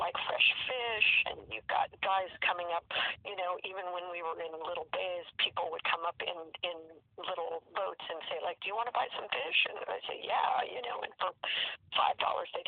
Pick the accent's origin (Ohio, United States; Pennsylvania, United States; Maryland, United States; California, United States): California, United States; also born or lived in Washington / Florida; I grew up in California